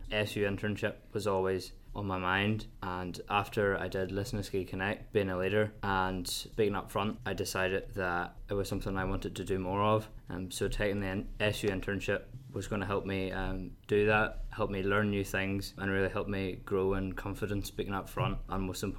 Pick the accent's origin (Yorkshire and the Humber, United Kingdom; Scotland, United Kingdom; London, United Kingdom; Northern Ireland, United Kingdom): Northern Ireland, United Kingdom; Rasharkin; I'm 20, I'm from Resharkin